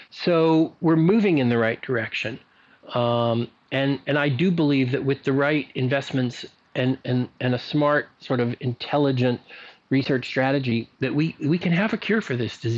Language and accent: English; Libya; born there; I, I was born in North Africa, in Libya because there was a military base there that had a maternity ward.